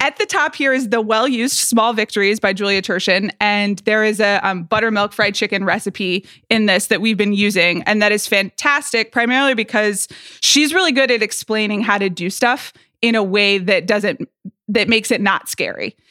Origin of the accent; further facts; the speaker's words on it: Atlanta, Georgia, United States; moved away; growing up in Atlanta, Georgia